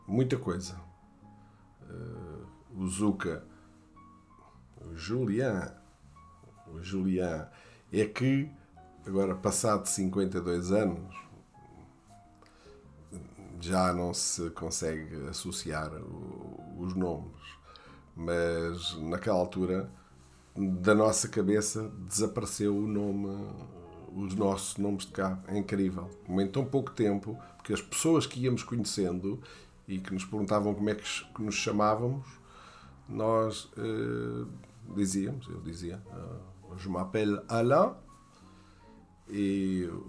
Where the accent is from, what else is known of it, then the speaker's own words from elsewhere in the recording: Brazil; Sou americano, mas sou da América do Sul. Sou brasileiro.